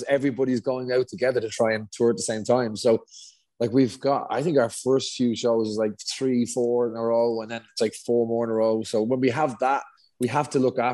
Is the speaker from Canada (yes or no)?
no; Dublin, Leinster, Ireland; we're both from Dublin